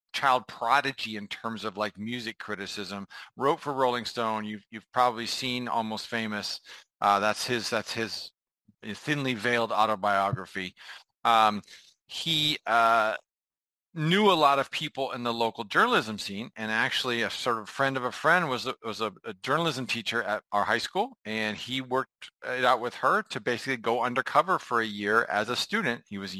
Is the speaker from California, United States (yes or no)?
yes; San Diego, California, United States; I grew up in San Diego, so there were a whole cadre of those guys in my high school